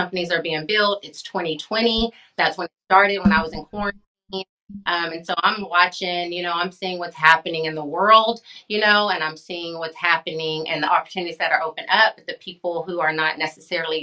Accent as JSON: {"language": "English", "town": "Hobbs", "region": "New Mexico", "country": "United States", "tie": "born or raised there", "also_born_or_lived": "Midland, Texas", "moved": "yes", "said": "my hometown"}